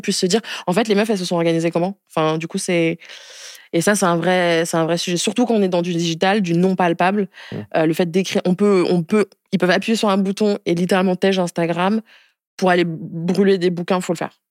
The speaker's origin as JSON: {"language": "French", "town": "Niamey", "country": "Niger", "tie": "born or raised there", "said": "je suis née au Niger il y a 26 ans, en décembre 1996, dans la capitale qui s'appelle Niamey"}